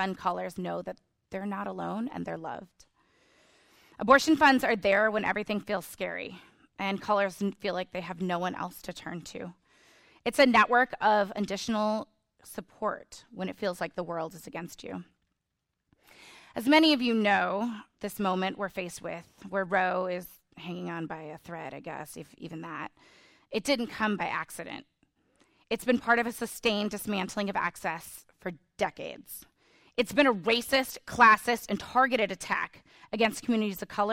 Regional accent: Illinois, United States; Illinois, my home state

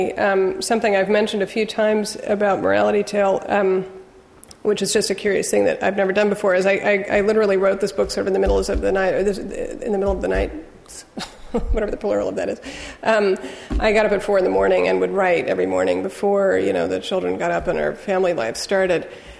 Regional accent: England, United Kingdom; I think because I grew up partly in England, I developed an ear pretty early on for which was which language

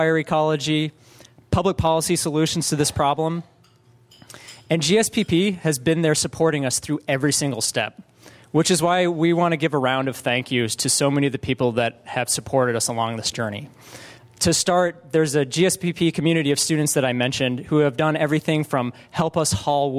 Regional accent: Colorado, United States; moved away as an adult; now in California, United States; growing up in Colorado.

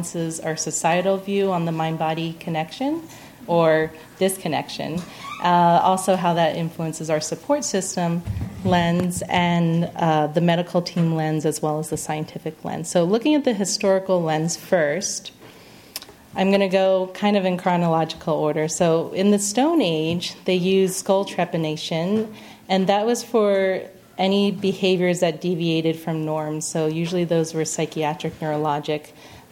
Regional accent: Singapore; moved away; also born or lived in Pennsylvania / Arizona; I was born in Pennsylvania, but I grew up in Singapore

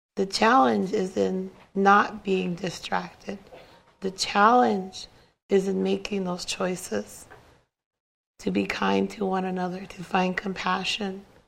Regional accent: Cheyenne River Sioux Reservation, South Dakota, United States; I come from the Cheyenne River Sioux Reservation.

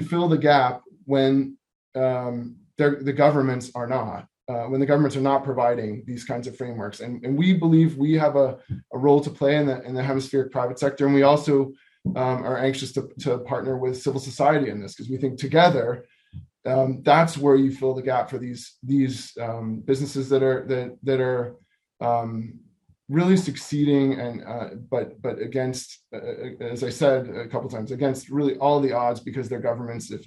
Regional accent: San Diego, California, United States; I'm a San Diegan

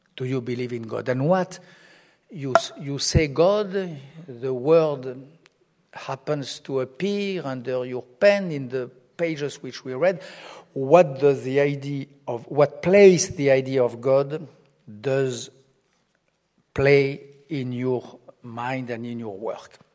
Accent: France; France, my home country

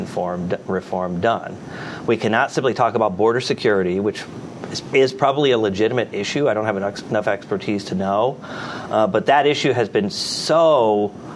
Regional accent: United States; as an American

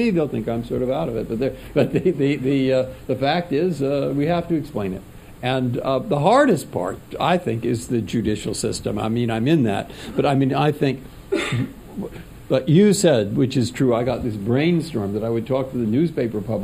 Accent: San Francisco, California, United States; moved away as an adult; also born or lived in Cambridge, Massachusetts; it's high school, and it's growing up in San Francisco

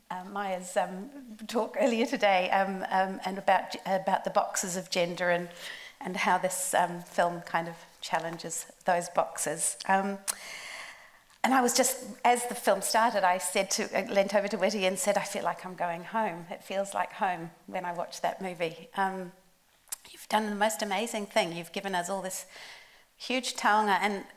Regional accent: New Zealand; It's customary for us from Aotearoa New Zealand to begin with what we call a mihi or a greeting

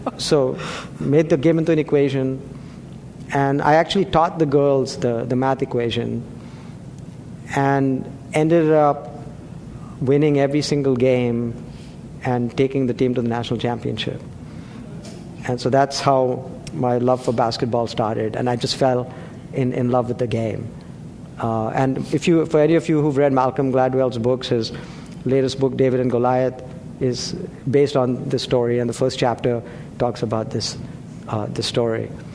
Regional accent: India; now in Atherton, United States; I grew up in India, we play cricket over there

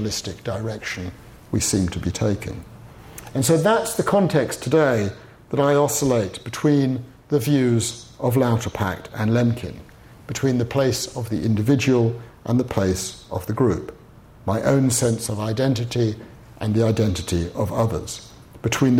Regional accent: United Kingdom; as a Brit

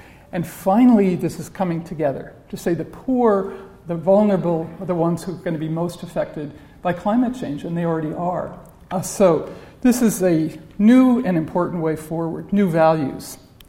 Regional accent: New York City, New York, United States; I'm a New Yorker.

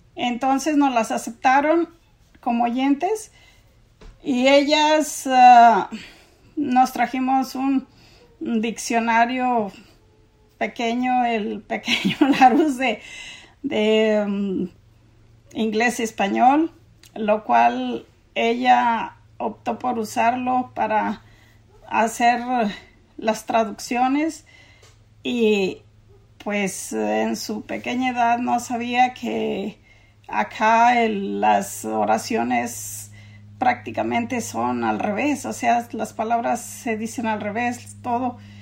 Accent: Mexico; moved away as an adult; now in San Diego County, United States

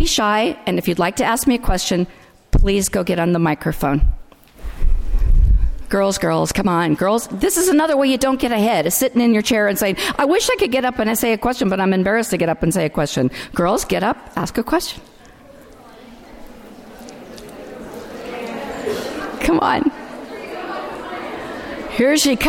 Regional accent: Delano, California, United States; I'm from Delano, California

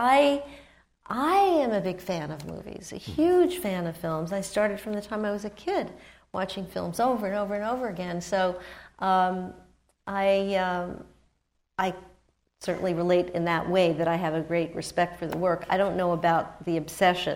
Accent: New York, United States; I certainly grew up with him in New York

